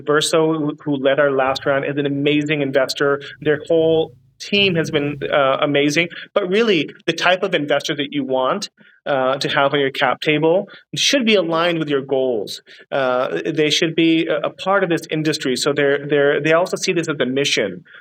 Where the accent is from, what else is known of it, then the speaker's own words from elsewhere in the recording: California, United States; moved away as an adult; now in Singapore; I'm from California as well